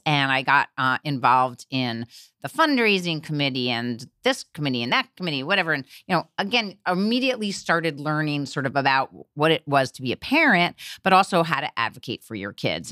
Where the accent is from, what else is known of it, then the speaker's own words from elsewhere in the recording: Teaneck, New Jersey, United States; moved away as an adult; also born or lived in New York City; now in New York, United States; I grew up in New Jersey, Teaneck, New Jersey, a uh, diverse district um, in New Jersey, right across the river.